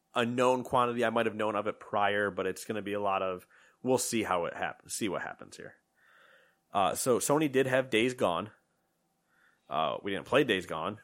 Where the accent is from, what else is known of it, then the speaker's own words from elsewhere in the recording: New York, United States; "Where are you from?" We're like, "New York."